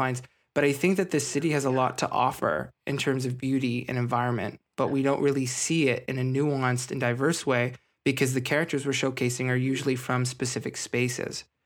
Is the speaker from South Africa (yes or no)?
no; Scarborough and Ajax, suburbs of Toronto, Ontario, Canada; I grew up in a, a suburb of Toronto. I was, I was in Scarborough and Ajax